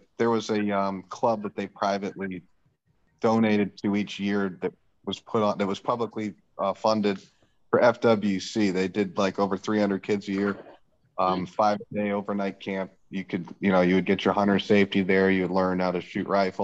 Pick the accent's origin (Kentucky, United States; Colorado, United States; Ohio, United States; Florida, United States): Florida, United States; Lighthouse Point; I'm a Florida boy. I grew up in South Florida. I grew up fishing and right up on the water there. And it's more of like a fishing community. It's called Lighthouse Point